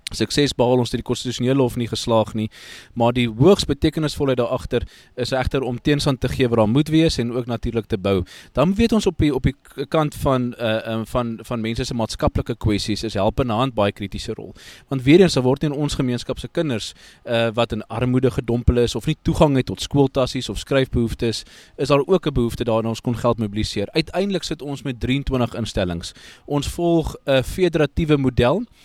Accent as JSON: {"language": "Afrikaans", "country": "South Africa"}